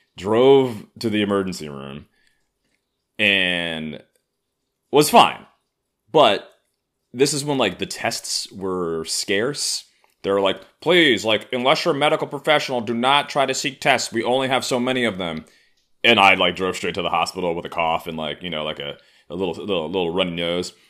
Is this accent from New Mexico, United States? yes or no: no; New York City, New York, United States; I grew up in Harlem